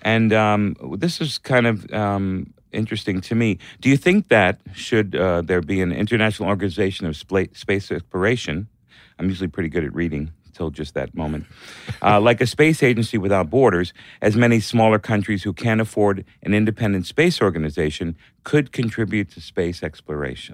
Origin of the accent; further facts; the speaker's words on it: Hollywood, Florida, United States; also born or lived in New York; I was born in New York, but I grew up in Hollywood, Florida